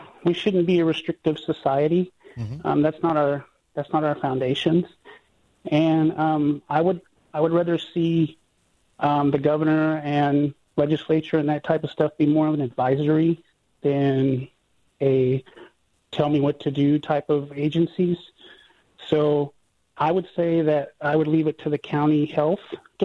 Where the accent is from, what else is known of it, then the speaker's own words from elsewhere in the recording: Northern Nevada, United States; now in Southern Utah, United States; I'm not from here. I'm from Northern Nevada